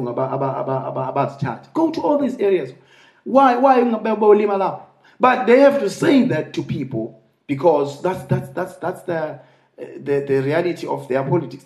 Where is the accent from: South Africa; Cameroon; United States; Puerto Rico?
South Africa; Eastern Cape; I come from Eastern Cape